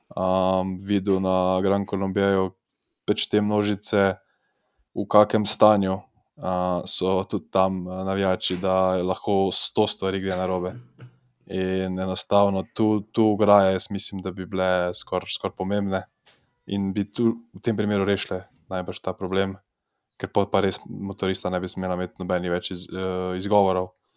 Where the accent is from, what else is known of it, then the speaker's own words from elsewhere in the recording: Slovenia; smo iz Slovenije